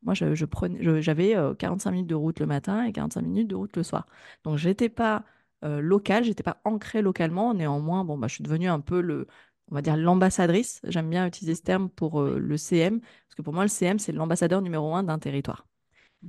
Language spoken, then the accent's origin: French; Grenoble, Auvergne-Rhône-Alpes, France; moi, je suis originaire de Grenoble